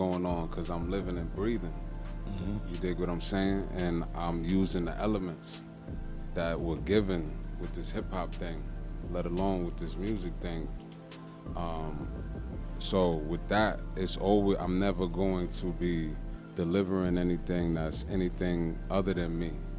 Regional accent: New York City, New York, United States; I'm from the South Bronx

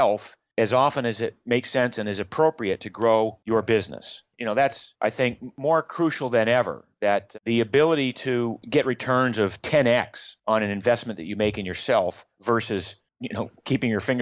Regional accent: Maine, United States; I grew up in Maine in the U.S.

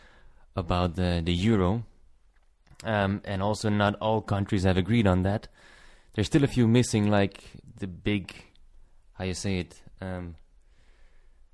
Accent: Antwerp, Flanders, Belgium; I'm from Antwerp in Belgium

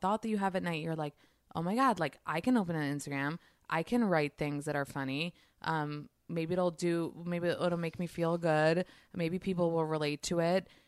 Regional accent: New York, United States; moved away as an adult; also born or lived in Israel; I'm from New York

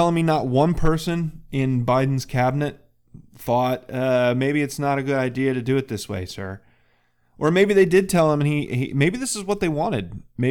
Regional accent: Muncie, Pennsylvania, United States; I'm some schmuck from Muncie, Pennsylvania.

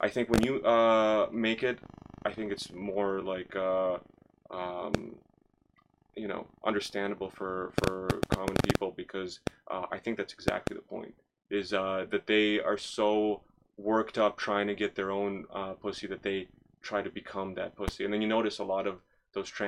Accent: Toronto, Ontario, Canada; I grew up in Scarborough

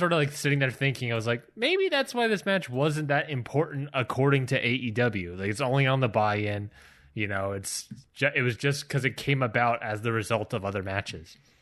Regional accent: Baltimore, Maryland, United States; now in Georgia, United States; my hometown of Baltimore, Maryland

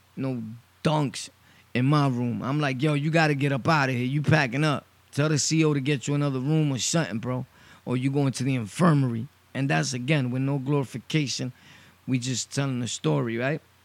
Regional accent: New York City, New York, United States; I'm originally from Brooklyn, born and raised Sunset Park.

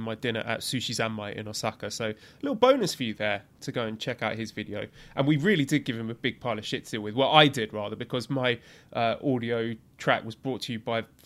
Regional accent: England, United Kingdom; my duty as an Englishman

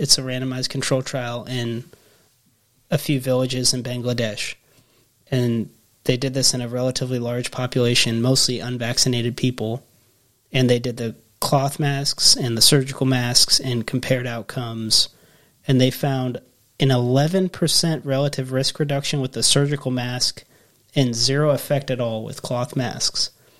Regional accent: Washington, United States; Well, I grew up in Washington State, very blue state, and very progressive.

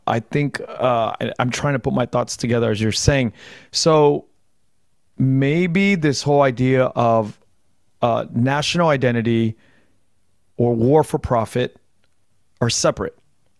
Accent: United States; And as an American, we have these privileges of kind of analyzing war that way.

